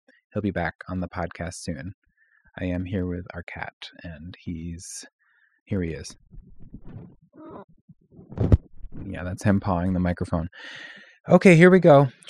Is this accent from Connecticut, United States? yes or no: yes; Willimantic, Connecticut, United States; moved away; we were back in my hometown of Romantic Willimantic in Northeastern Connecticut